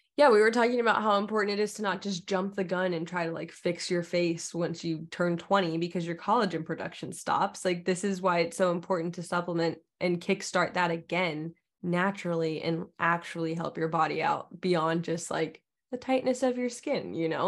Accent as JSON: {"language": "English", "region": "Alaska", "country": "United States", "tie": "born or raised there", "moved": "yes", "said": "during the winters, it was always, like, seventy-five percent dark all day in Alaska. and we would just play outside in the snow"}